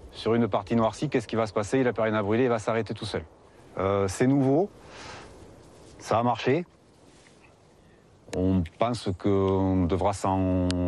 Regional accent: Gironde, Nouvelle-Aquitaine, France; Je suis girondin, je suis né à Gironde.

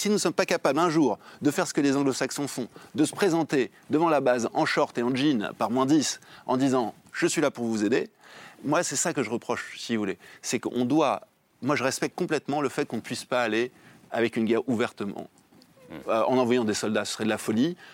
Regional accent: France; en tant que Français

